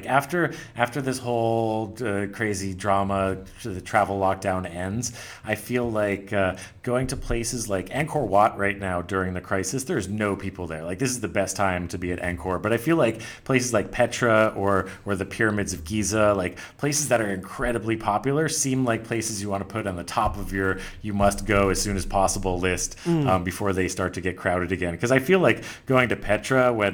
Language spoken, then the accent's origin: English; United States; I don't think as an American I'm going to be getting there anytime soon.